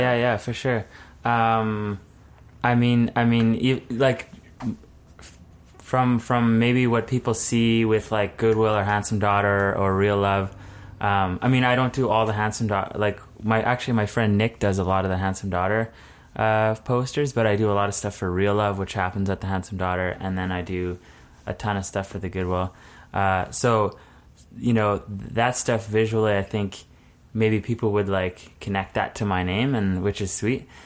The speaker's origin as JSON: {"language": "English", "town": "Altona", "region": "Manitoba", "country": "Canada", "tie": "born or raised there", "said": "I grew up in Altona, which is about an hour south of Winnipeg."}